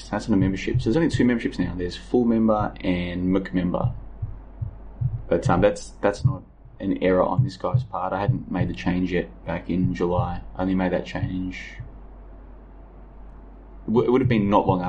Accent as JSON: {"language": "English", "town": "Melbourne", "region": "Victoria", "country": "Australia", "tie": "born or raised there", "said": "the suburb I grew up in was the end of the line. It was the end of the metro network."}